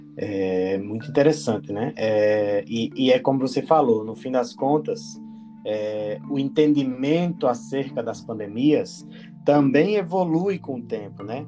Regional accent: Rio Grande do Norte, Brazil; moved away; quando eu era criança que, que é, lá no Rio Grande do Norte, na minha terra

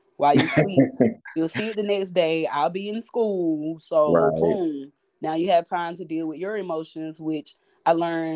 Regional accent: Macon, Georgia, United States; moved away as an adult; now in Charleston, United States; I am from Macon, Georgia. I moved to Charleston in 2016 to pursue a career of poetry

